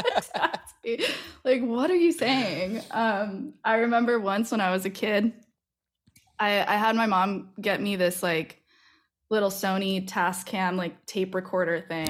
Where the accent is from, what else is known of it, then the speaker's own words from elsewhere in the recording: Massachusetts, United States; moved away as an adult; also born or lived in New York; now in Philadelphia, United States; I grew up in Massachusetts